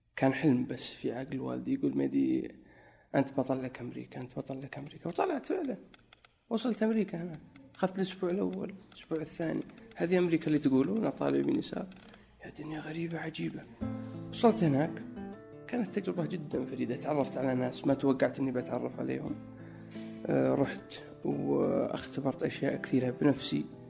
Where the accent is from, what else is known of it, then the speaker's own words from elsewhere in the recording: Najran, Najran Province, Saudi Arabia; moved away as an adult; also born or lived in Egypt / Chicago, United States / New York, United States; now in Riyadh, Saudi Arabia; في نجران اكيد لانها موطني و يعني المكان اللي ترعرعت فيه منذ الطفوله